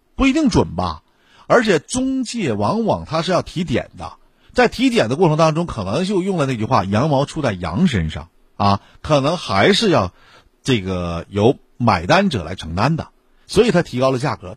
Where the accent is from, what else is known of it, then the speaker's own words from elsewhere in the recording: Shenyang, Liaoning, China; 咱们东北地区，哎，或者说咱沈阳啊